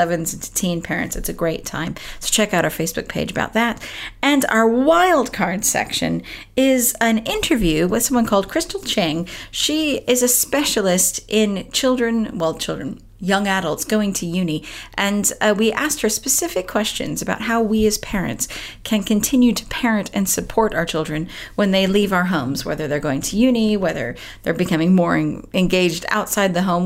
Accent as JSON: {"language": "English", "region": "Southern California", "country": "United States", "tie": "born or raised there", "moved": "as an adult", "lives_now": "United Kingdom", "said": "I was born and raised in Southern California. I've lived in this country, though, for like 18 years now."}